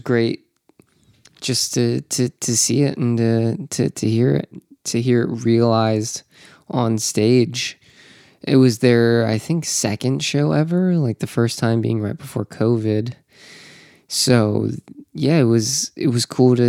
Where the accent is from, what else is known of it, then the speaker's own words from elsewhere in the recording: Orlando, Florida, United States; Down here in Orlando. Welcome. It's my hometown.